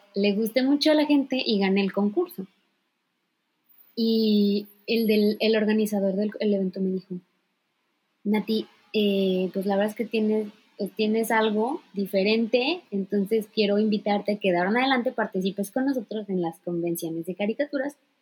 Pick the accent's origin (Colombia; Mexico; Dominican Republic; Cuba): Mexico; Poza Rica, Veracruz; moved away as an adult; now in Japan; soy de Poza Rica, Veracruz, orgullosamente. Eh, viví 18 años de mi vida hasta que cumplí la mayoría de edad